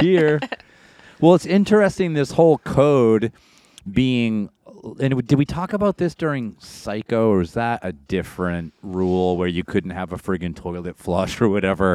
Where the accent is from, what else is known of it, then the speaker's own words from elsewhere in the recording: Maine, United States; we grew up in Maine